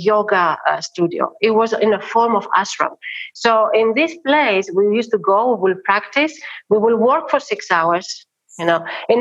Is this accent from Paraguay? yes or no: no; Athens, Attica, Greece; I'm not from Crete. You know, I am from Athens. I've been born in Athens. I've been born in Plaka, under Acropolis.